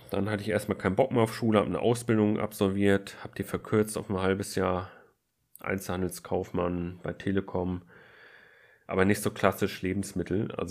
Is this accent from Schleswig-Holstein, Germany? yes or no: yes; Flensburg, Schleswig-Holstein, Germany; Und zwar, ich komme aus Flensburg und wollte in Kiel studieren.